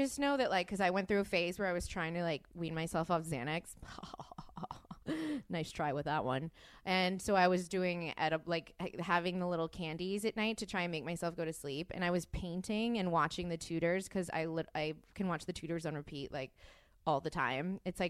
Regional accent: Texas, United States; I'm from

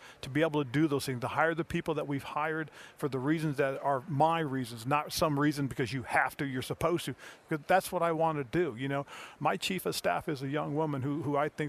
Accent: Fort Ord, California, United States; I was in my hometown, Fort Ord, California

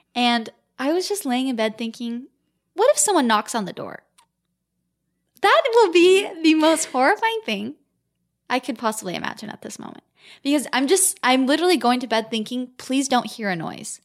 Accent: Gilbert, Arizona, United States; we're from Gilbert, Arizona

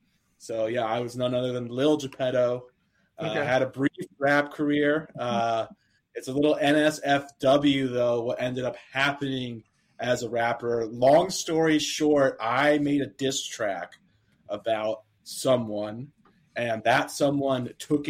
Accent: outside of Philadelphia, Pennsylvania, United States; now in Portland, United States; I grew up outside of Philadelphia.

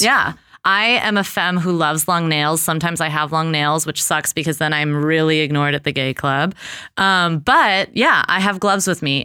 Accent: Los Angeles, California, United States; I grew up in Los Angeles

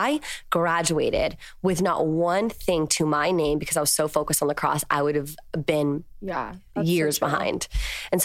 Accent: Virginia, United States; moved away as an adult; now in Los Angeles, United States; I'm from Virginia and I live in Los Angeles now

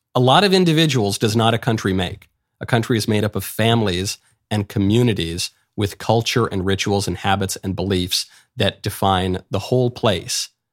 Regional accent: New York City, New York, United States; I'm a New Yorker. I was raised in New York, born in New York

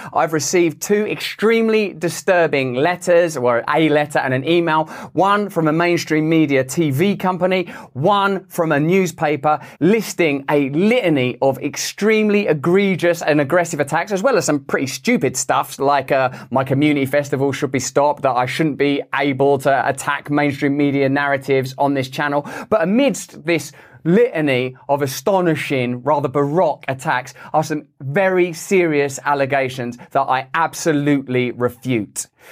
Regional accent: England, United Kingdom; I'm English

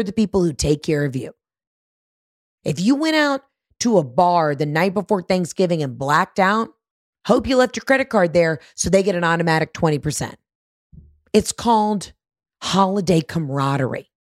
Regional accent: Georgia, United States; I'm from Georgia

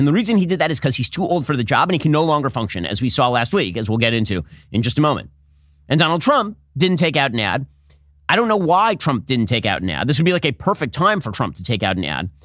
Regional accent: United States; also born or lived in Florida; as an American

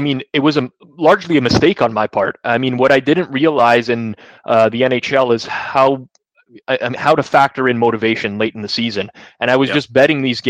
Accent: Canada; I grew up a huge hockey fan, obviously being Canadian, the majority of us are

